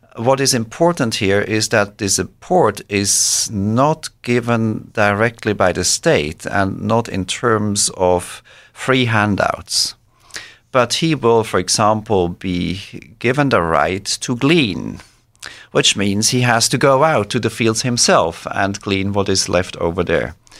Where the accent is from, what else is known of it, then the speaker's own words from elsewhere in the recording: Switzerland; moved away as an adult; also born or lived in Israel / Boston, United States / Norway / Belgium; now in United States; I grew up in Switzerland and then moved away from Switzerland after completion of my studies.